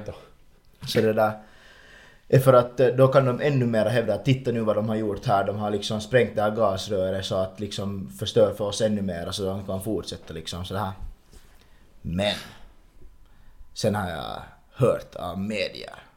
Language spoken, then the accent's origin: Swedish; Ingå, Uusimaa, Finland; Hemma så har vi liksom hemma i Ingo